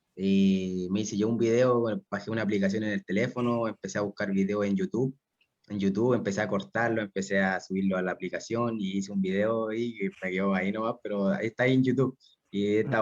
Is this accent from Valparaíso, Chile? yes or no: no; Concepción, Biobío, Chile; yo soy de Concepción, casi toda mi familia es de Concepción